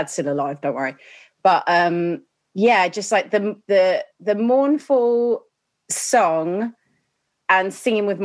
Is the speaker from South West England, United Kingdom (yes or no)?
no; Chingford, London, United Kingdom; moved away as an adult; now in Broxbourne, United Kingdom; Chingford in, what's that, East London